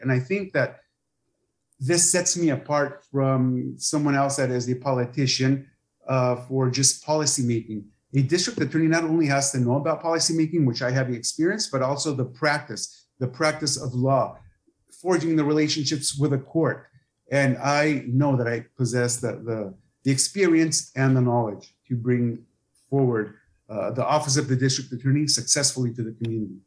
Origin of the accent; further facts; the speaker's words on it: San Pedro, California, United States; moved away as an adult; also born or lived in Sonora (family); now in Imperial County, United States; I was raised in San Pedro, California, and came to the Valley in 2000 to work as a deputy district attorney.